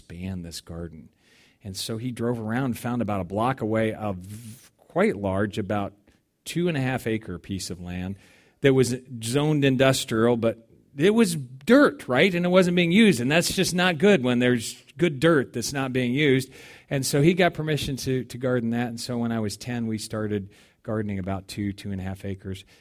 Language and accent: English; Denver, Colorado, United States; also born or lived in Englewood, Colorado; I grew up in Denver, even though I grew up in a missionary family, in the city, several million people, one of the suburbs of Englewood